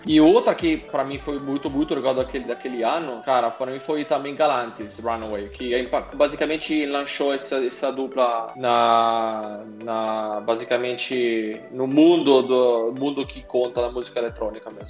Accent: Italy; now in Brazil; na Itália, de onde eu vi, de onde eu venho

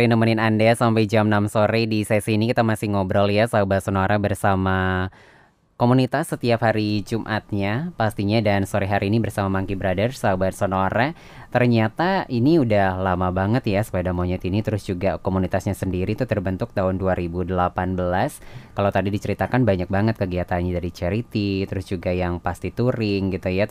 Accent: Bali, Indonesia; kita semua dari Bali sih

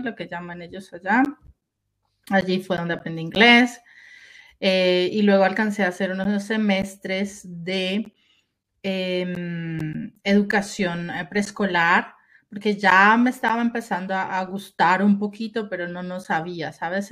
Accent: Colombia; moved away as an adult; also born or lived in Germany; Yo soy eh, originalmente de Colombia, nací en Colombia

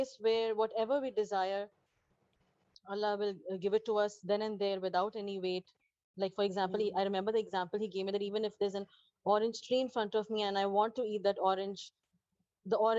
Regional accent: Pakistan; now in Dubai, United Arab Emirates; I'm a Pakistani, a long-time resident of UAE and a healthcare professional in Dubai.

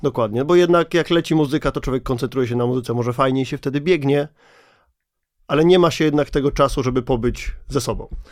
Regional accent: Kielce, Świętokrzyskie Voivodeship, Poland; to jest osiedle, z którego ja jestem

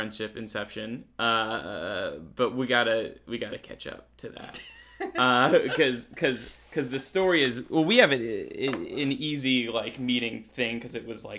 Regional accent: Connecticut, United States; growing up in Connecticut

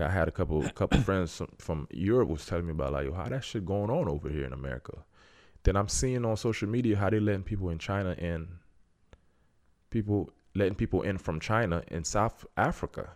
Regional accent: Haiti; I'm from Haiti.

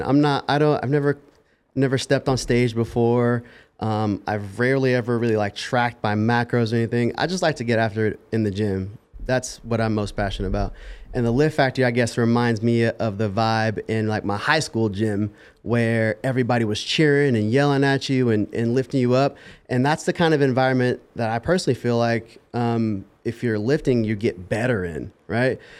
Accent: Las Vegas, Nevada, United States; I was born and raised in Las Vegas

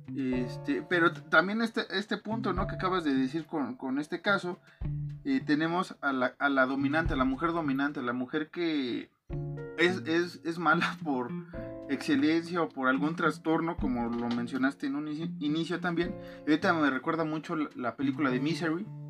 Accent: Mexico; somos mexicanos

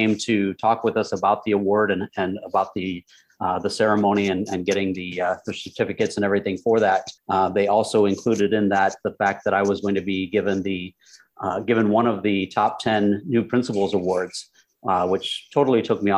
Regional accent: Michigan, United States; moved away as an adult; also born or lived in Houston, Texas; now in China; I am originally from Michigan in the United States

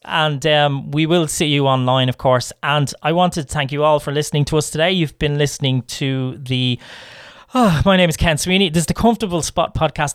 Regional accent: Ireland; we're Irish.

